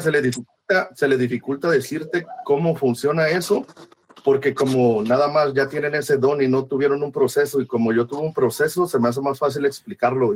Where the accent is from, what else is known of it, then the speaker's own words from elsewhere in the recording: Veracruz, Mexico; yo crecí, yo soy de Veracruz y crecí alrededor de eso